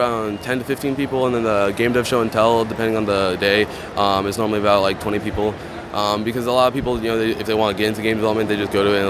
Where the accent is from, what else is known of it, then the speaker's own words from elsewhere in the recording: Houston, Texas, United States; I'm from Houston